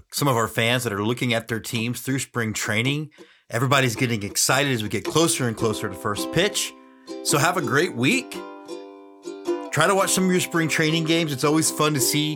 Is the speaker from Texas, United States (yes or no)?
yes; Houston, Texas, United States; I grew up in Houston